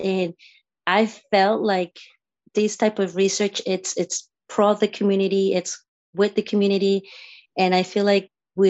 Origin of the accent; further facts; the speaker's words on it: Nicaragua; now in United States; a little girl from Nicaragua